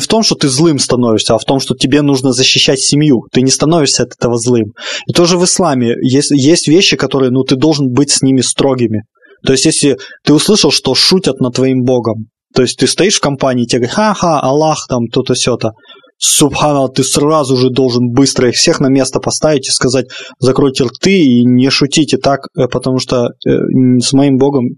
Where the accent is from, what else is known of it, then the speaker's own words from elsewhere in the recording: Russia; страна, в которой я родился, в которой я 25 лет уже живу